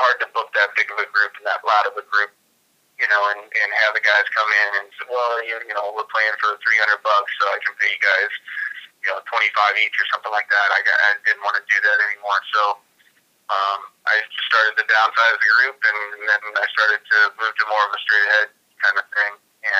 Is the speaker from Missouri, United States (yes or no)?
yes; St. Louis, Missouri, United States; moved away as an adult; also born or lived in Illinois; now in Oakland, United States; When I was growing up in St. Louis